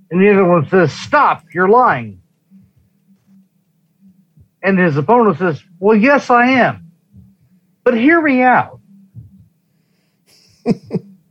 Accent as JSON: {"language": "English", "region": "California", "country": "United States", "tie": "born or raised there", "moved": "yes", "lives_now": "Nevada, United States", "said": "I grew up in California. Most of my ill-informed family is from California"}